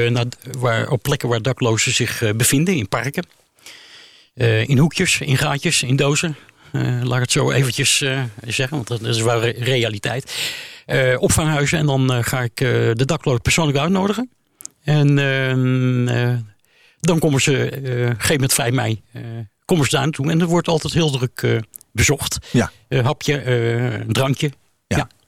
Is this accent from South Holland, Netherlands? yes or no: yes; The Hague, South Holland, Netherlands; now in Amsterdam, Netherlands; Ik kom uit Den Haag.